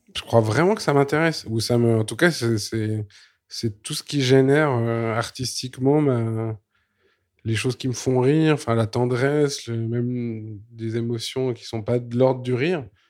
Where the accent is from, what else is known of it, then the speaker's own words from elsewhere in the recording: Switzerland; Je suis suisse